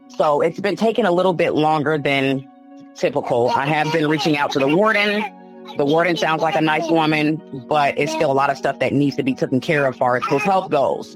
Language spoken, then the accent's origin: English; Chicago, Illinois, United States; now in Indianapolis, United States; I'm from Chicago, Illinois, but I've been here for about 15 years